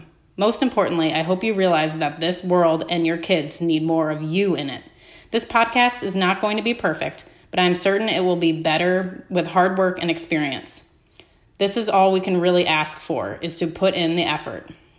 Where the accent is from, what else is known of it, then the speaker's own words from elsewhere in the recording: New Jersey, United States; I'm originally born and raised in New Jersey, but I've lived in the Midwest for almost as much time as I have spent in Jersey. Before you ask, I have never had what people refer to as a Jersey accent.